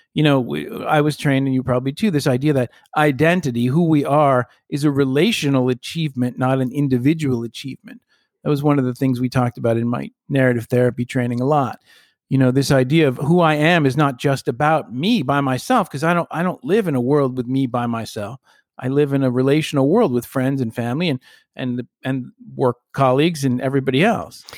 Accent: United States; as an American, a kid growing up who loved history

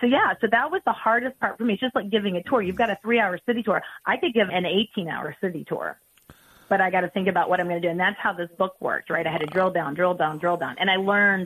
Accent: Vandalia, Missouri, United States; I'm from Vandalia, Missouri

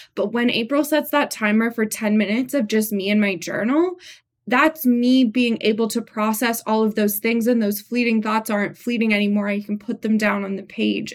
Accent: Montreal, Quebec, Canada; now in Santa Cruz, United States; We're both from Montreal

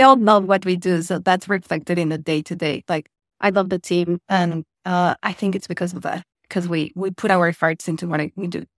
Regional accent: Mexico; moved away as an adult; also born or lived in United Kingdom; now in Malaysia; I'm originally from Mexico, but by now I'm like a double citizen. Uh, so I lived in the UK for nine years, then I've been in Asia for almost six years.

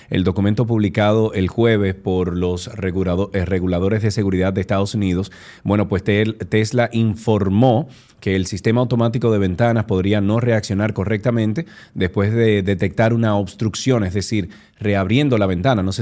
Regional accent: Santiago de Cuba, Cuba; quien sufre es el monumento y quien sufrimos, quienes sufrimos somos los santiagueros.

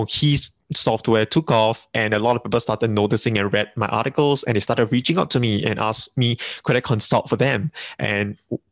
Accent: Singapore; being a Singaporean, we are multilingual over here

